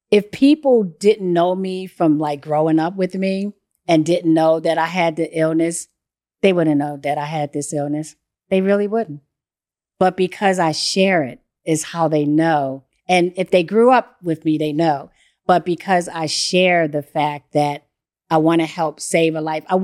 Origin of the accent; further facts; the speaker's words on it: Baltimore, Maryland, United States; So I grew up doing this stuff. I, I grew up in Baltimore.